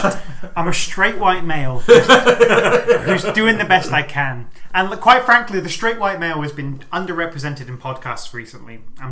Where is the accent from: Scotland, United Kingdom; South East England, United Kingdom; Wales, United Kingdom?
Scotland, United Kingdom; Aberdeen; accent: a mixture of Aberdonian and like Londoner; I'm from Aberdeen, but my mum's a Londoner, so I'm from the like country of Aberdeen.